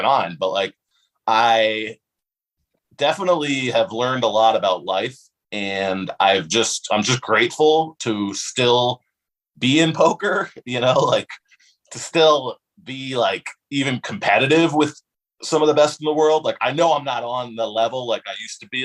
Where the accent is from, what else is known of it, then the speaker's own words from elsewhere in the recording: West Hartford, Connecticut, United States; also born or lived in Bloomfield, Connecticut; I actually don't live in West Hartford anymore, but I'm from West Hartford